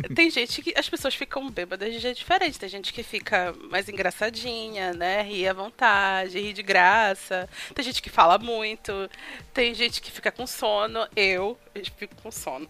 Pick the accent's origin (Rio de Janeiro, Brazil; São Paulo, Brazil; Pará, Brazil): Pará, Brazil; como boa paraense, eu me afogo no açaí